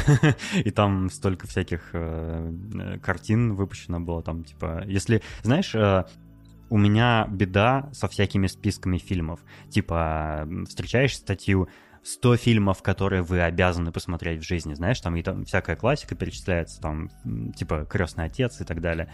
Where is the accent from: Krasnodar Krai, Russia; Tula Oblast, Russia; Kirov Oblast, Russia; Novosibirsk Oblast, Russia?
Novosibirsk Oblast, Russia; Novosibirsk; moved away as an adult; also born or lived in Moscow; недавно я переехал из Москвы в Новосибирск, ну это мой родной город